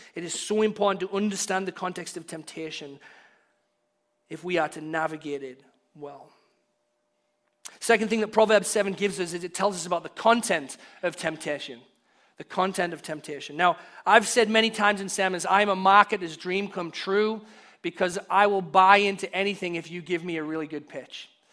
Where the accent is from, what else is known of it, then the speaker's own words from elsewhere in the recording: Hartlepool, North East England, United Kingdom; now in United States; we were downtown in my hometown, Hartlepool